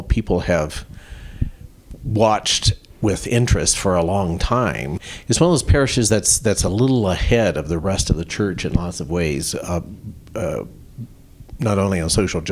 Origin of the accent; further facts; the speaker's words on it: Colorado, United States; also born or lived in Connecticut; now in New Mexico, United States; I grew up in Colorado